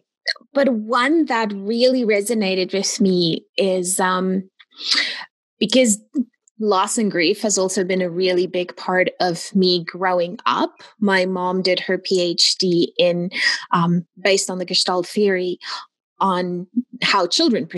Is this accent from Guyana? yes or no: no; Pretoria, Gauteng, South Africa; moved away as an adult; also born or lived in Namibia; now in Kitchener, Canada; I was born in South Africa, Pretoria, South Africa. And then when I was 21, we immigrated to Canada